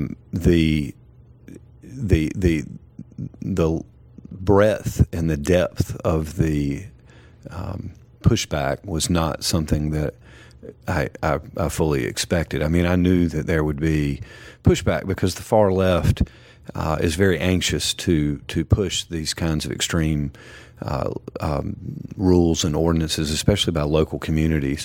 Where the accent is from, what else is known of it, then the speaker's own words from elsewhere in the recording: Wilson, North Carolina, United States; I'm originally from born and raised in Wilson, North Carolina